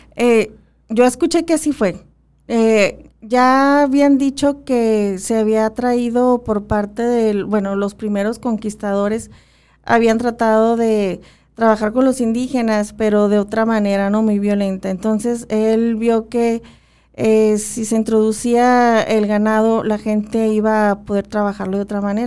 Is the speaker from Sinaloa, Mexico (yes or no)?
no; Magdalena area, Sonora, Mexico; nosotros en nuestra área, se puede decir que, bueno, estamos entre ópatas y pimas